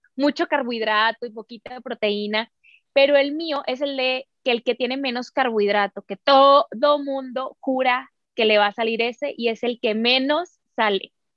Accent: Sonora, Mexico; nosotros como buenas sonorenses

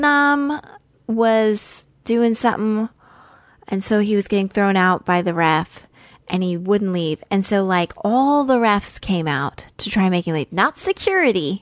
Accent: Idaho, United States; I'm from Idaho, so I am familiar with the Rockies.

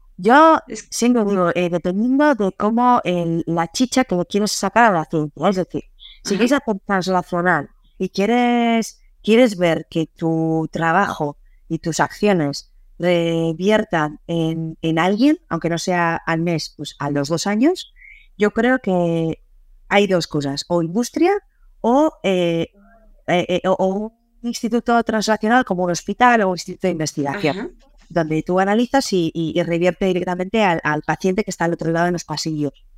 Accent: San Sebastián, Basque Country, Spain; moved away as an adult; also born or lived in England; yo soy de Donosti

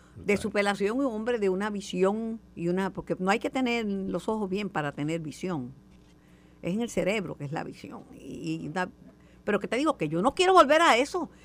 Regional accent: Puerto Rico; Como buena boricua

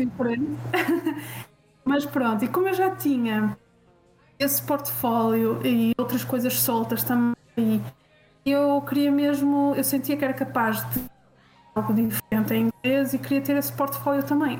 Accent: Portugal; sendo eu portuguesa

